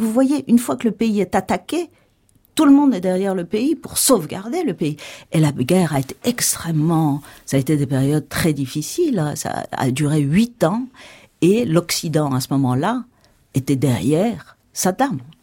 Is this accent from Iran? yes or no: yes; Iran; now in France; je suis née en Iran. Aujourd'hui, je suis entre les deux cultures.